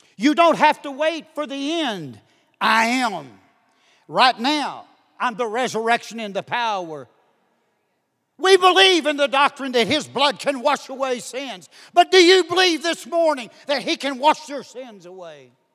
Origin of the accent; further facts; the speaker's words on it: Duncan, Oklahoma, United States; I'm from Duncan, Oklahoma